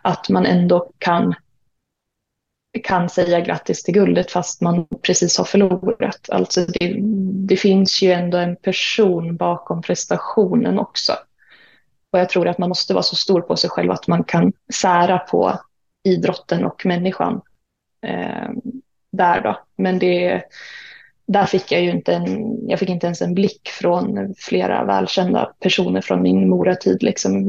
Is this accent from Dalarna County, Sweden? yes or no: yes; Mora, Dalarna County, Sweden; moved away as an adult; also born or lived in Uppsala / Umeå; jag är ju född och uppvuxen i Mora